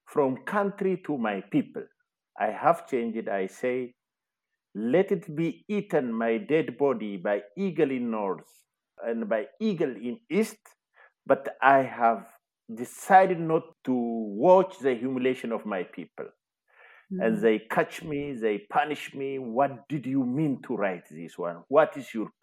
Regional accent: Ejo, Oromia, Ethiopia; I was born in Ejo, Wellega, Oromia. I have completed my primary and high school education in Ejo

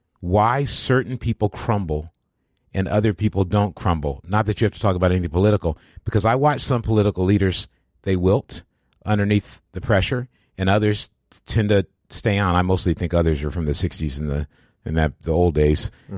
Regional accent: Midwest, United States; I grew up in the Midwest, too. The Midwest, there's a Midwest culture.

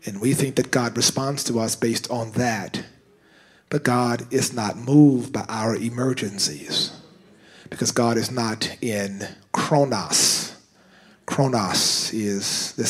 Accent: United States; We're American Canadian now

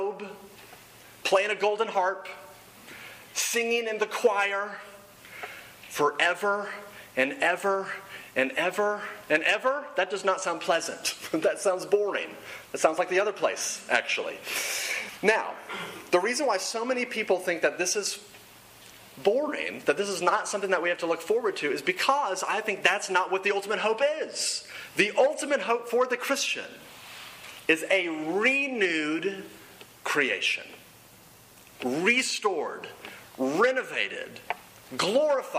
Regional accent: Dallas, Texas, United States; moved away as an adult; also born or lived in Oklahoma; I grew up in Dallas, Texas, went to school in Oklahoma

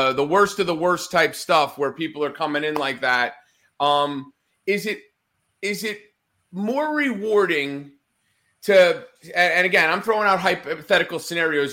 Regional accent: Northeast, United States; I grew up in the Northeast

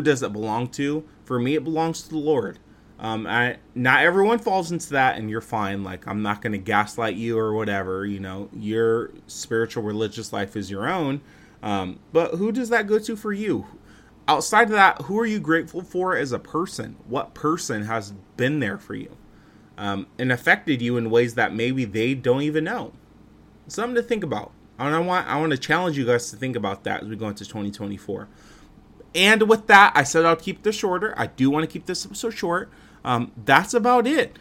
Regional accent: Fresno, California, United States; moved away; I went to visit my family back in my hometown of Fresno, California

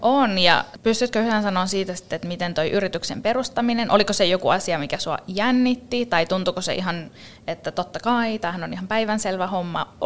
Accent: Finland; miten upeasta maasta me ollaan kotoisin

